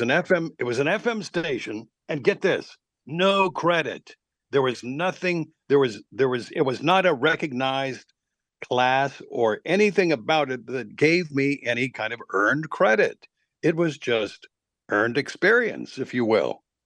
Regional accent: Lexington, Kentucky, United States; now in Atlanta, United States; I was, uh, born in Wil-, in Lexington, Kentucky

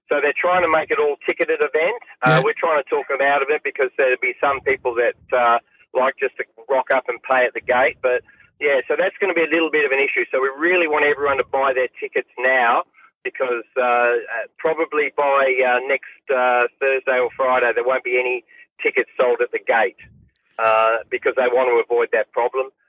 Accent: England, United Kingdom; born there; I was born in England, so they're they're my second team.

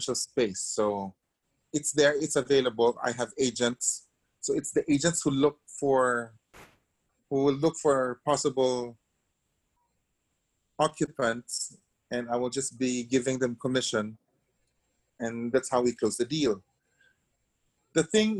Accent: Philippines; I was born in the Philippines

